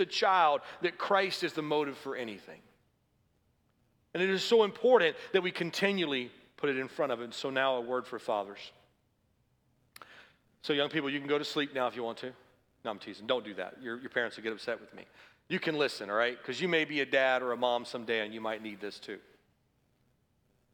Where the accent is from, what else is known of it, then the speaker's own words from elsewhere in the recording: the South, United States; I grew up in the South